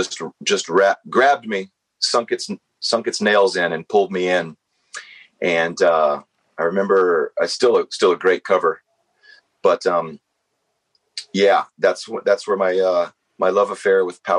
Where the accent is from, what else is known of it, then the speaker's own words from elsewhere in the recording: Atlanta, Georgia, United States; I grew up in Atlanta, Georgia, here in the southeast United States